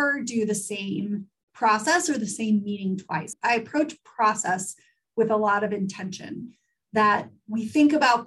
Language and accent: English; Pensacola, Florida, United States; moved away; grew up in Pensacola, Florida, which is the oldest settlement in the United States